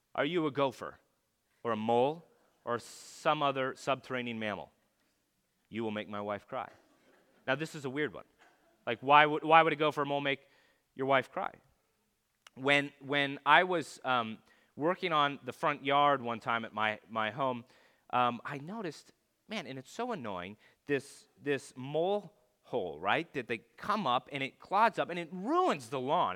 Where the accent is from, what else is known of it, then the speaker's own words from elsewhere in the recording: California, United States; I lived in California